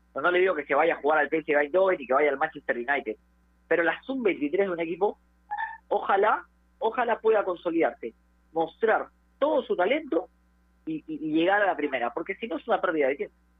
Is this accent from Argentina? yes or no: no; Peru; como peruano quiere que los jugadores emigren